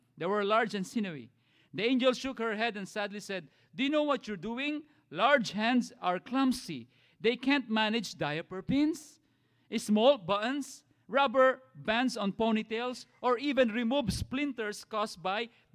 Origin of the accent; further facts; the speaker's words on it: Philippines; now in United States; as Filipino dads